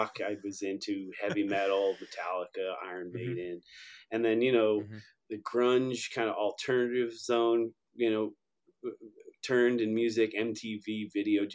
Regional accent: Long Island, New York, United States; I grew up in New York. I'm a kid from Long Island.

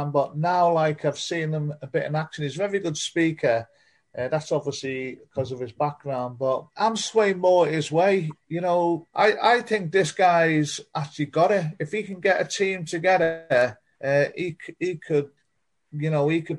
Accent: Reading, South East England, United Kingdom; moved away as an adult; now in Wales, United Kingdom; brought up in a, a Ukrainian community in Reading. I moved to Wales in uh, in 1973. I regard myself now as Welsh Ukrainian.

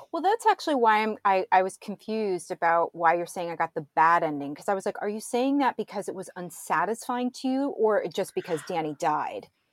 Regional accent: St. Louis, Missouri, United States; I was born and raised in Saint Louis, Missouri

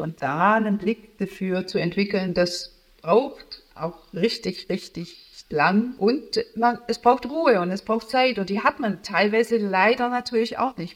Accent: Stuttgart-Heilbronn area, Baden-Württemberg, Germany; moved away as an adult; also born or lived in Tübingen / Karlsruhe; now in Berlin, Germany; also ich bin in Tübingen in Süddeutschland geboren und dann Stuttgart-Heilbronner Ecke aufgewachsen

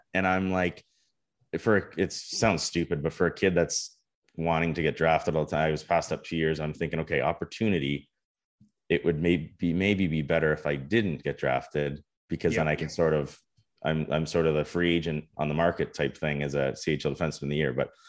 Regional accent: Canada

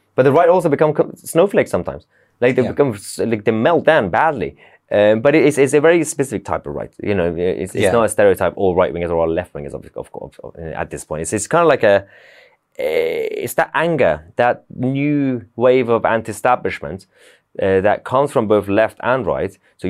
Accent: Iran; When I grew up in Iran and like those sort of cultures

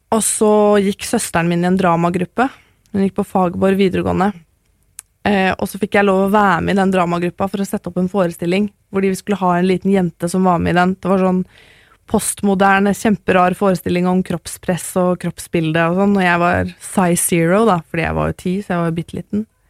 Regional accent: Oslo, Norway; also born or lived in Maridalen; Jeg vokste opp på Kjelsås, og litt i Maridalen

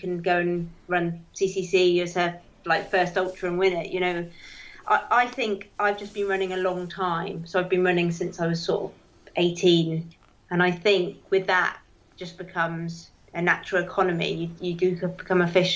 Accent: Dartmoor, South West England, United Kingdom; moved away; I grew up on Dartmoor

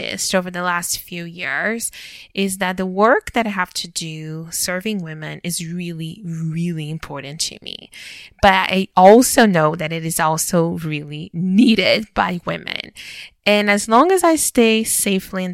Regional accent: Brazil; moved away as an adult; now in Canada; So I was born and raised in Brazil. And I lived there until I was 21 years old

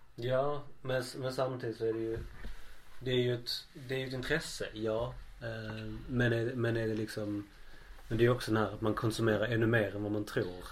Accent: Skåne, Sweden; vi skåningar pratar grötigt

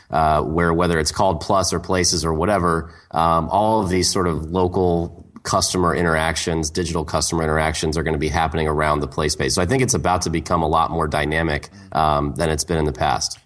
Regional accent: Portland, Oregon, United States; My hometown, Portland, Oregon

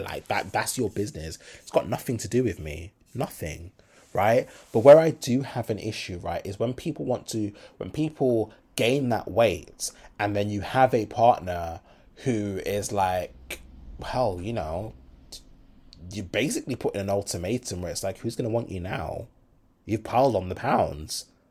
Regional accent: Birmingham, West Midlands, United Kingdom; I'm from Brum.

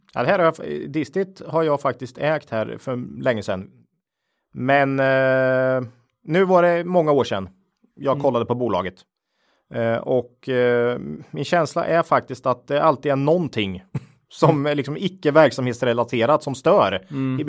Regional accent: Finspång, Östergötland, Sweden; jag är ju född och uppvuxen i Finspång eh, i Östergötland

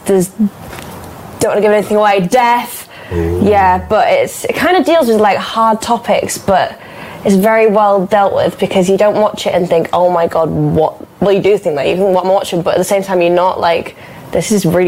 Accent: Leeds, Yorkshire and the Humber, United Kingdom; I'm from Leeds myself

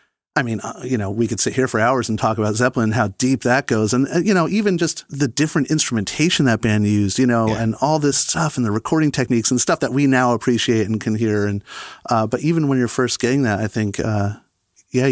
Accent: Oakland, New Jersey, United States; also born or lived in Franklin Lakes, New Jersey; now in Hopewell, United States; I grew up in Franklin Lakes, same town as Marco, but I pretty much grew up in Oakland, New Jersey, which is the town over.

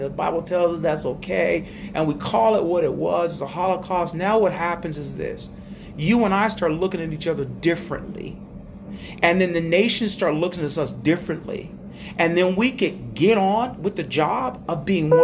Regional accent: Jamaica; now in United States; I go home to Jamaica

